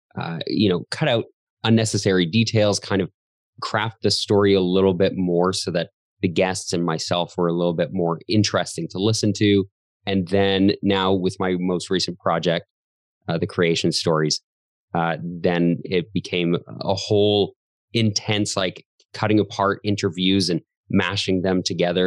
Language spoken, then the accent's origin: English; Calgary, Alberta, Canada; I was born in Calgary, Canada, still live here and love it here